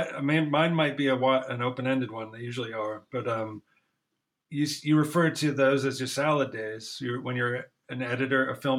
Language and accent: English; Ann Arbor, Michigan, United States; I'm from Ann Arbor, so we had a pretty high weird quotient.